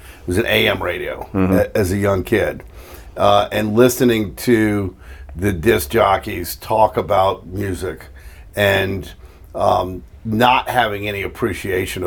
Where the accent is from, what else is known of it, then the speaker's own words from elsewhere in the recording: New Orleans, Louisiana, United States; I grew up on Barona Napoleon, uptown. Lived in New Orleans my whole life